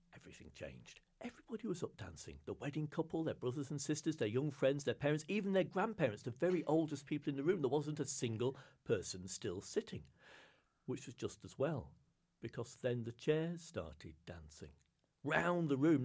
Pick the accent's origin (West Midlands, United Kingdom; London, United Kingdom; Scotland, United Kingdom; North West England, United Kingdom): North West England, United Kingdom; Lake District; moved away; I grew up in the Lake District in the north of England